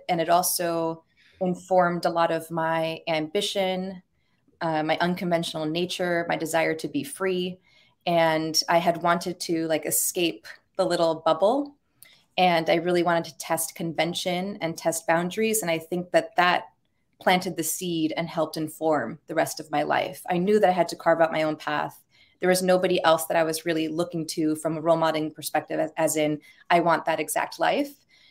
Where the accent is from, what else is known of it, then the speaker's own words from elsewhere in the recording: Rockland County, New York, United States; moved away as an adult; also born or lived in California; now in New York, United States; I grew up in Rockland County, New York, oldest Latina household. I'm Cuban, Puerto Rican, and probably a few other things.